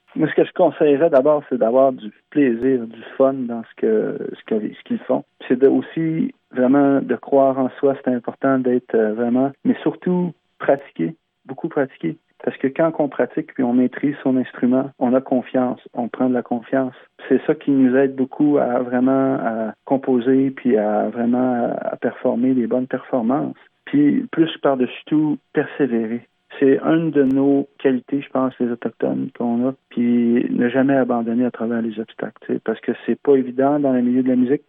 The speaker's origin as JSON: {"language": "French", "town": "Mashteuiatsh", "region": "Quebec", "country": "Canada", "said": "On est neuf communautés Innu au Québec. Puis on est la communauté la plus au sud de qui est au lac Saint-Jean. Anciennement, on appelait ça Pointe Bleue"}